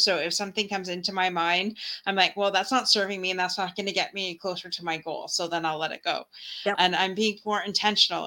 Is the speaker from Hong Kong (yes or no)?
no; Windsor, Ontario, Canada; where I live in Windsor, Ontario